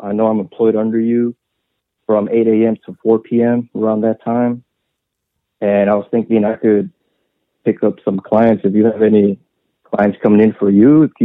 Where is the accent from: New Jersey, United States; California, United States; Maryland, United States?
California, United States; Redwood City; also born or lived in San Mateo; I grew up in Redwood City and San Mateo